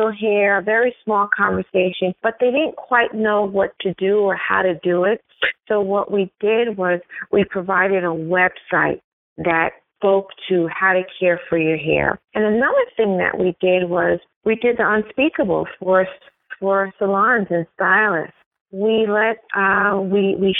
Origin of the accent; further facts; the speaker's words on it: New York City, New York, United States; also born or lived in Brooklyn; as two girls growing up in New York City, we grew up in Queens. We eventually moved to Brooklyn